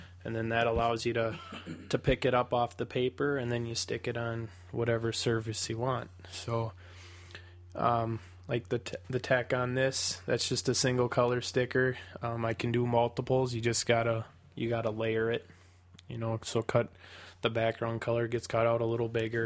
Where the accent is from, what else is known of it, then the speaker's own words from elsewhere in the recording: Windham, Minnesota, United States; moved away; my hometown of Windham